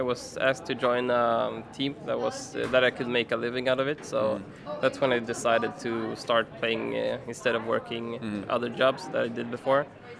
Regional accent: Stockholm, Stockholm County, Sweden; Sweden, Stockholm.

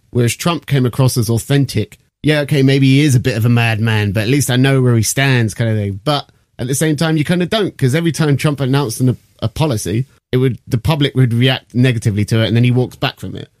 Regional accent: United Kingdom; I'm British.

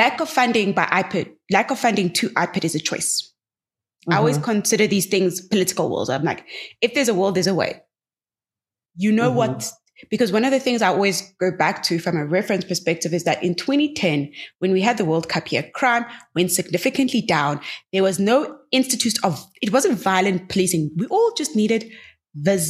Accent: Gqeberha, Eastern Cape, South Africa; my hometown, Gqeberha.

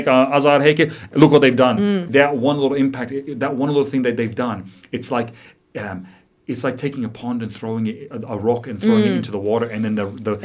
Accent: Chipping Norton, New South Wales, Australia; also born or lived in Boston, United States / Florida, United States; And I grew up in Chipinona, so that was my backyard.

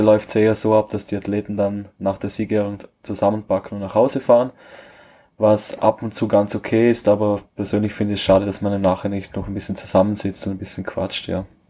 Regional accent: Vorarlberg, Austria; bei uns in Österreich

